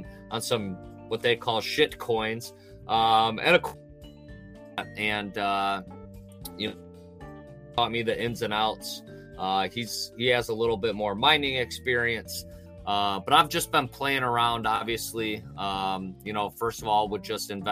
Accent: Ohio, United States; I'm from Ohio in the U.S.

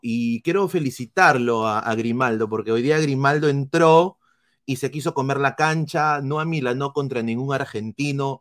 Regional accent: Peru; nosotros somos peruanos

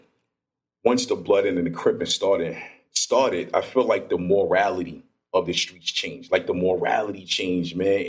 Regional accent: New York City, New York, United States; also born or lived in New Jersey; growing up in Brooklyn, New York, you know, I moved around a little bit, went back to Brooklyn, went to Jersey

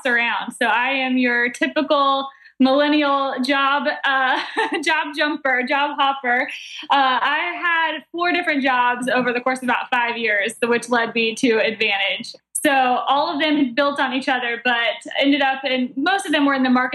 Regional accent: Atlanta, Georgia, United States; moved away as an adult; now in Charleston, United States; I'm from Atlanta originally.

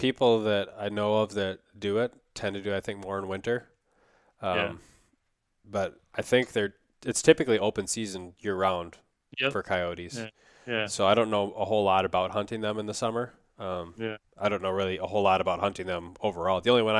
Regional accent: Wisconsin, United States; now in Minnesota, United States; I've done it growing up in Wisconsin and a couple times since I've come to Minnesota

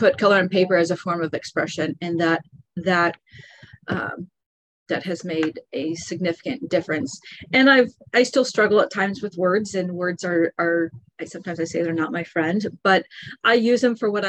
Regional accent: Lawrence, Kansas, United States; moved away as an adult; also born or lived in Bradenton, Florida; now in Florida, United States; I grew up in Kansas and had incredible, incredible parents

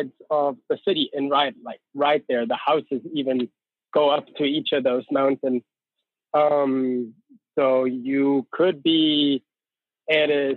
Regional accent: near Austria and Switzerland, Bavaria, Germany; moved away as an adult; now in Innsbruck, Austria; Yes, I'm from Germany. Actually, all the way down south, close to Austria and Switzerland in that triangle. So where the Alps really start, that's where I grew up.

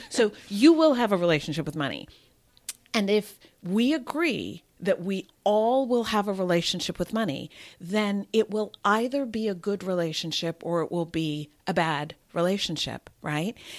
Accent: New Jersey, United States; moved away as an adult; also born or lived in New York / Massachusetts / London; now in Los Angeles, United States; I was born in New York, and I grew up in New Jersey

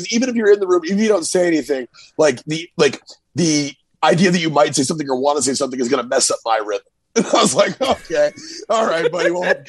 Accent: Central Texas, United States; moved away as an adult; also born or lived in Hartford, Connecticut; I grew up in Central Texas.

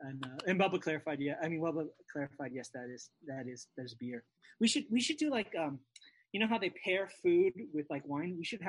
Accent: Hawaii, United States; moved away; I'm originally from Hawaii

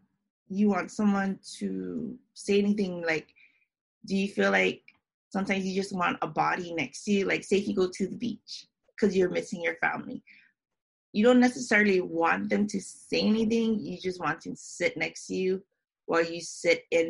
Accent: Hawaii, United States; moved away; also born or lived in Japan; I'm from Hawaii, but I moved here back in 2009.

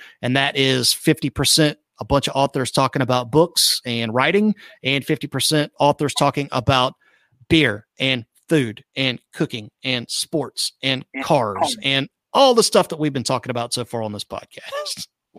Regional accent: Tallahassee, Florida, United States; moved away; also born or lived in Panama City, Florida; I have a fondness for that area because it's where I'm from. I grew up in Leon County. I have gobs of history over in Panama City, which is Bay County.

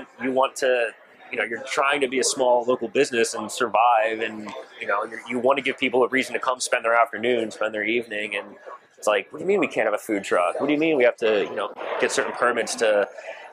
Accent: New Jersey, United States; moved away as an adult; also born or lived in California; now in Rhode Island, United States; My fiance and I, we are from New Jersey.

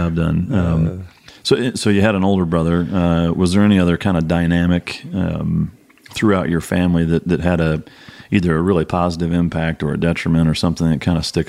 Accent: Waterloo, Iowa, United States; the town I grew up in Waterloo

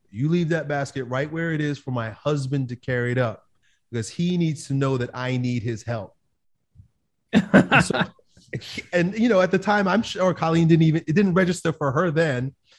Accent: Long Island, New York, United States; I grew up in Long Island, New York

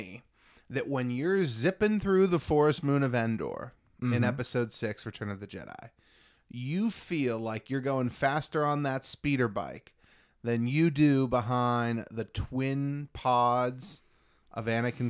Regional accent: United States; I'm an American.

